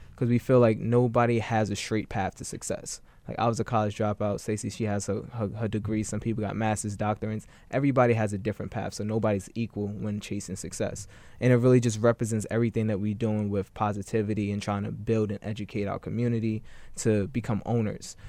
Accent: New York City, New York, United States; I grew up in Bed-Stuy before it was quote unquote gentrified

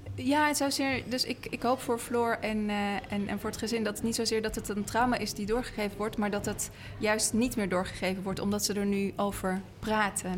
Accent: Amsterdam, North Holland, Netherlands; wij als Amsterdammers

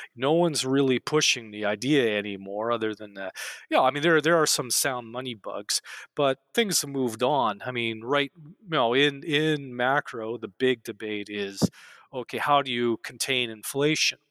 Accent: Canada; growing up in Canada, uh, back in the day

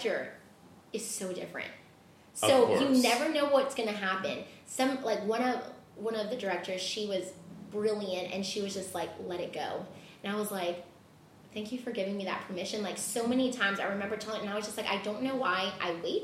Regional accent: Louisiana, United States; moved away; also born or lived in Los Angeles; So I'm in New Orleans now because I'm from Louisiana

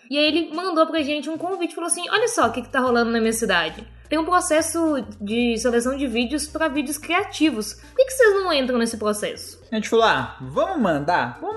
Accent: Belo Horizonte, Minas Gerais, Brazil; Detalhe, somos de Belo Horizonte, não conhecemos nada de São Paulo.

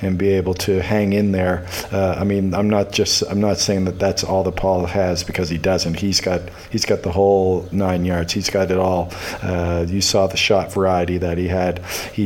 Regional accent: Halifax, Nova Scotia, Canada; also born or lived in Moncton, New Brunswick; now in Toronto, Canada; Dalhousie as well, my hometown

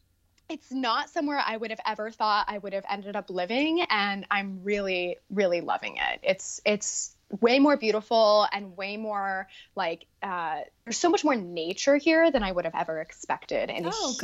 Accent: Newport, Rhode Island, United States; moved away as an adult; also born or lived in Savannah, Georgia / Madison, Wisconsin; now in Los Angeles, United States; So I'm originally from Rhode Island. I'm from Newport, Rhode Island. And the kind of ironic thing now about living in Los Angeles

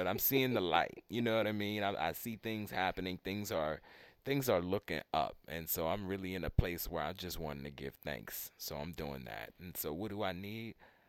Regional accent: Baltimore, Maryland, United States; I'm from Baltimore.

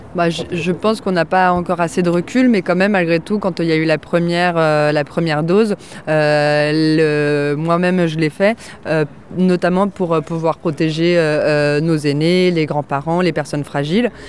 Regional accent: France; je suis née en France

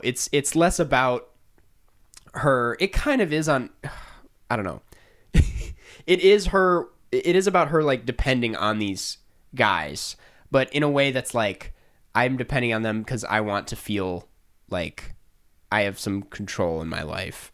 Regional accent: Saint Paul, Minnesota, United States; I would say Saint Paul.

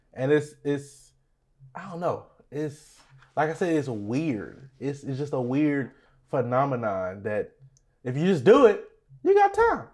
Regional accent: Beaumont, Texas, United States; We're from Beaumont, Texas.

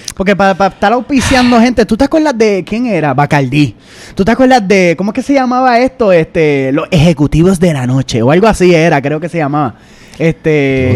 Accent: Puerto Rico; now in New York, United States; nosotros somos un podcast en la diáspora. Somos puertorriqueños, somos boricuas, somos orgullosamente boricuas

